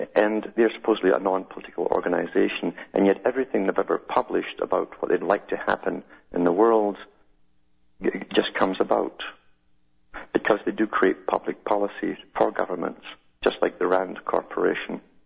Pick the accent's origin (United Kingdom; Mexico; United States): United Kingdom; moved away; growing up in Europe